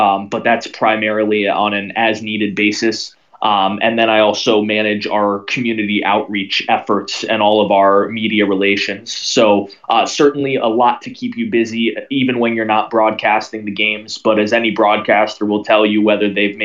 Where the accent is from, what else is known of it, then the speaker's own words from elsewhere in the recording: Northern Virginia, United States; growing up in Northern Virginia